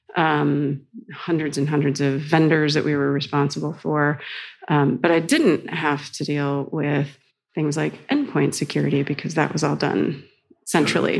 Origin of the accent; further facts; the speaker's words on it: United States; moved away as an adult; now in Amsterdam, Netherlands; as an American